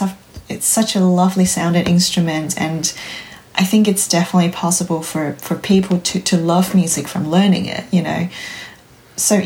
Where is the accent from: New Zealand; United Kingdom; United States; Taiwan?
Taiwan; moved away as an adult; now in Canberra, Australia; I'm originally from Taiwan